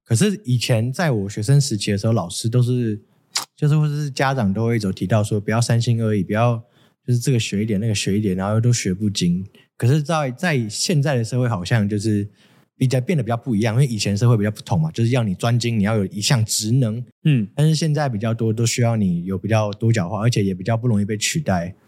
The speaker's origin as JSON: {"language": "Chinese", "country": "Taiwan", "said": "我们台湾这边"}